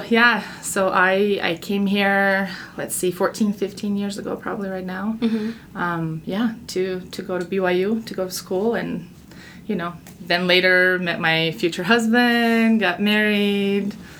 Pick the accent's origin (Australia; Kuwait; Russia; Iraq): Russia; Vladivostok, Primorsky Krai; English is a second language; moved away as an adult; now in Utah, United States; I am from Vladivostok, which is right next to China and Korea. China is just 4 hours away on the bus from us. It's really, really close. Japan is right across the Japan Sea. So yeah, far east of Russia.